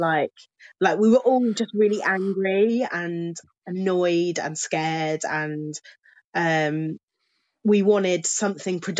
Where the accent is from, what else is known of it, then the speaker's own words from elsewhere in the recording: Milton Keynes, South East England, United Kingdom; moved away as an adult; also born or lived in Cheltenham; I grew up in Milton Keynes